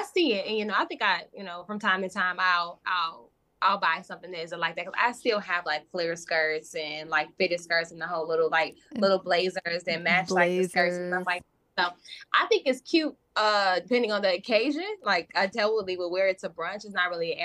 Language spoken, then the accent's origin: English; Chicago, Illinois, United States; I'm originally from Chicago